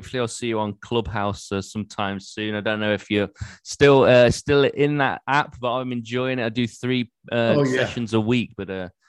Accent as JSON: {"language": "English", "region": "England", "country": "United Kingdom", "accent": "English", "said": "It's probably my English accent."}